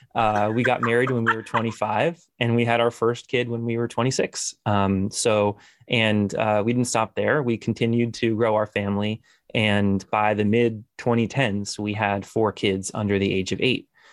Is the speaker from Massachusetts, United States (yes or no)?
yes; Newton, Massachusetts, United States; I'm from Newton, Massachusetts. Uh, it's a suburb of Boston